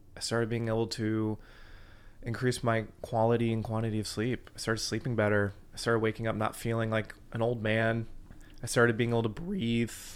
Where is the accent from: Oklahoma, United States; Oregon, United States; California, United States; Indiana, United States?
Indiana, United States; Fort Wayne; I grew up in Fort Wayne, Indiana, so I'm a Hoosier